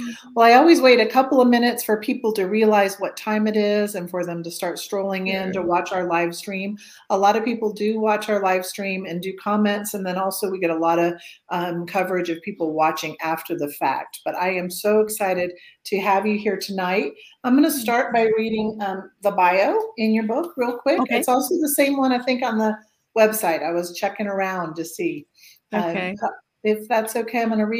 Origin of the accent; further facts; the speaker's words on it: Atlanta, Georgia, United States; even after growing up in Atlanta